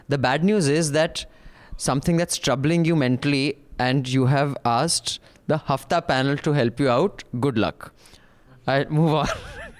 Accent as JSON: {"language": "English", "town": "Kolkata", "region": "West Bengal", "country": "India", "said": "from Kolkata, working as a consultant with a big four firm."}